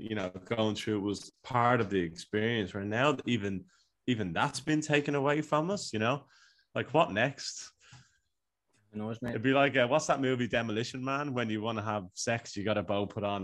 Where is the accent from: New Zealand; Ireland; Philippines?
Ireland; Dublin, Leinster; now in Australia; I'm from Dublin, which is where I'm from.